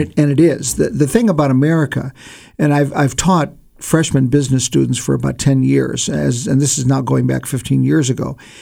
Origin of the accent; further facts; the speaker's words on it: Ohio, United States; moved away; I grew up in Ohio